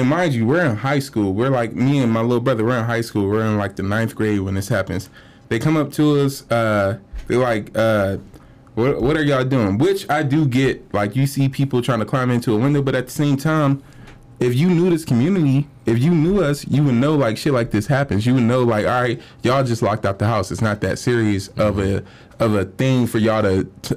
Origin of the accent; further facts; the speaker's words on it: Cleveland, Ohio, United States; I'm from Cleveland